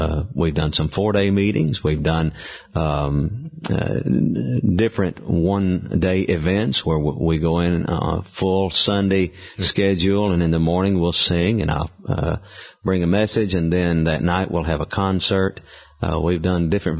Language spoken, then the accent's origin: English; the South, United States; growing up in the South